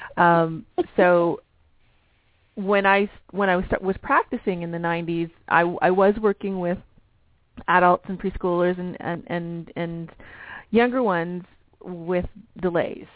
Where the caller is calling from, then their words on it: Canada; I'm calling from from Canada